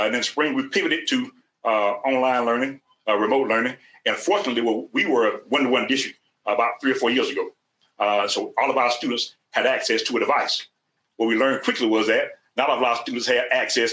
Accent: South Georgia, United States; I'm from South Georgia

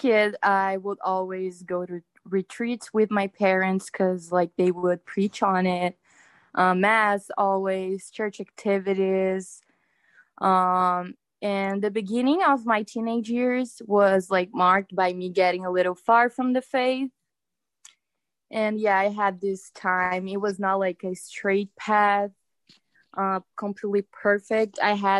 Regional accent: Brazil; moved away; I moved out from a different country. Like, I was from Brazil. I moved cities

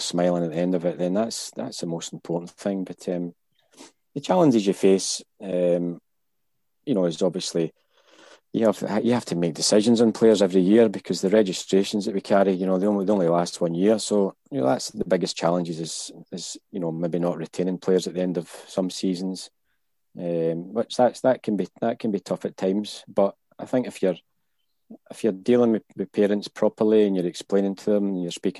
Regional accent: Hamilton, Scotland, United Kingdom; I was from Hamilton. I was from the West. So we would just play boys' club. So 10 years, 11 years, 12 years old, you would play boys' clubs

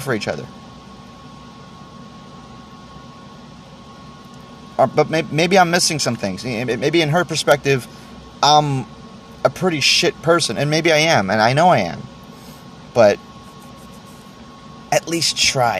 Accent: Texas, United States; I'm from Texas

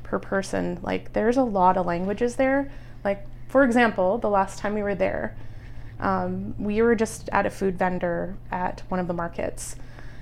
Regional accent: Lethbridge, Alberta, Canada; I technically grew up, I was born in Lethbridge.

